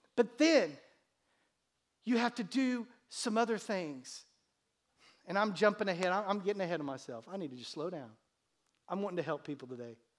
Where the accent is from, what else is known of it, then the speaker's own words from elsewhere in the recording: United States; my parents who gave birth to me on this continent, in this country